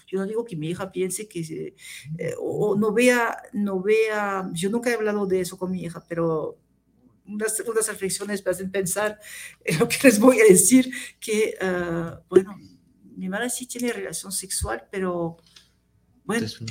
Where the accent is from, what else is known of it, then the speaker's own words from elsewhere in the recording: Tunisia; now in France; nací en Túnez, así que eh, yo soy más